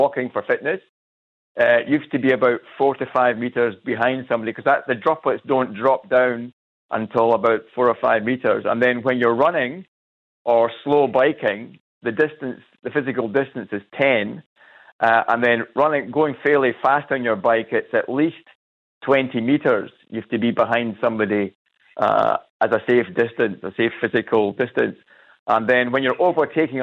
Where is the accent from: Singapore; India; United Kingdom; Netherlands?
United Kingdom; Scotland; also born or lived in Cairns; now in Australia; I'm from Scotland.